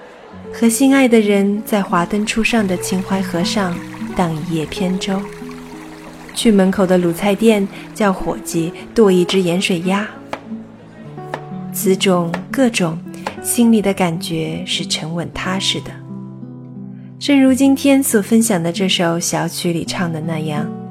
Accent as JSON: {"language": "Chinese", "town": "Nanjing", "region": "Jiangsu", "country": "China", "tie": "born or raised there", "moved": "yes", "lives_now": "Los Angeles, United States", "said": "作为一名土生土长的南京人"}